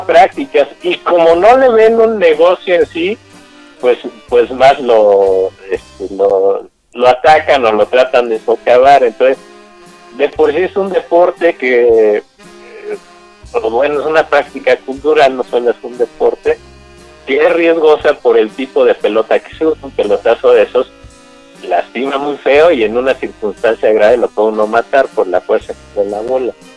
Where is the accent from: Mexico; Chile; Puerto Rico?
Mexico; Mexico City; ya nací aquí en Ciudad de México